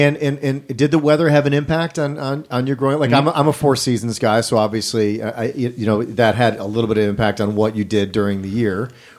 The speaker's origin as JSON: {"language": "English", "region": "Wisconsin", "country": "United States", "moved": "yes", "lives_now": "Los Angeles, United States", "said": "I'm from Wisconsin"}